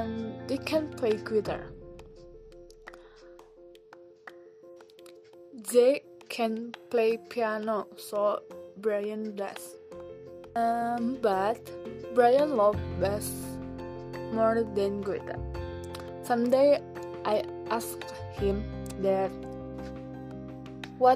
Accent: hometown near Cipanas waterfall, Kamojang crater and Santolo Beach, West Java, Indonesia; born or raised there; English is a second language

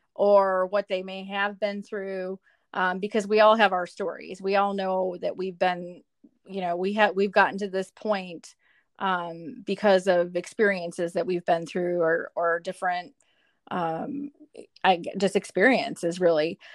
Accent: Milwaukee, Wisconsin, United States; moved away as an adult; also born or lived in Hattiesburg, Mississippi; now in Louisville, United States; I am originally from Milwaukee, Wisconsin

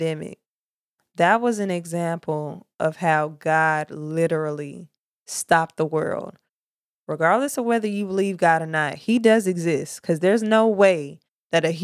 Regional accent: Murfreesboro, Tennessee, United States; moved away as an adult; now in Charleston, United States; I'm from Tennessee, Murfreesboro, Tennessee. That's my hood, the borough

